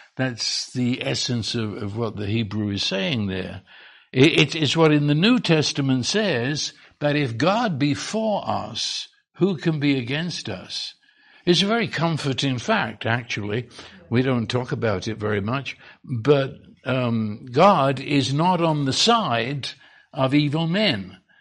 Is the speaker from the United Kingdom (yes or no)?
yes; England, United Kingdom; now in Texas, United States; I'm English